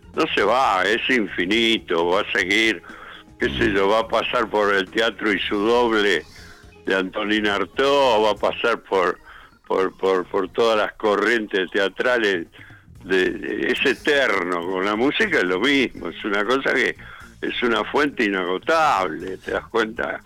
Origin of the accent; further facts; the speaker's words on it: Buenos Aires, Argentina; also born or lived in Berazategui, Buenos Aires Province; yo nací en Capital, en el barrio de Coglan, y después viví en el barrio de Flores